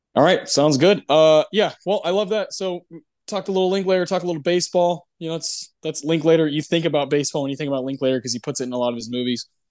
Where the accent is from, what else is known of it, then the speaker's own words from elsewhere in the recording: Texas, United States; I'm from Texas.